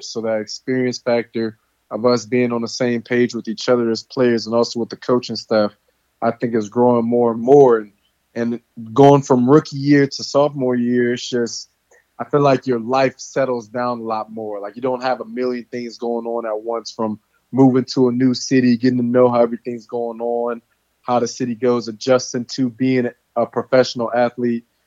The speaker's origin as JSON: {"language": "English", "area": "just outside of Baton Rouge", "region": "Louisiana", "country": "United States", "tie": "born or raised there", "moved": "as an adult", "lives_now": "Houston, United States", "said": "I grew up in Louisiana, just outside of Baton Rouge"}